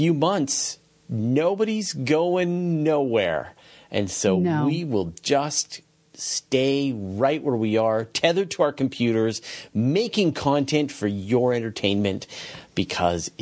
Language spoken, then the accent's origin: English; west coast of Canada, Canada; born or raised there; accent: American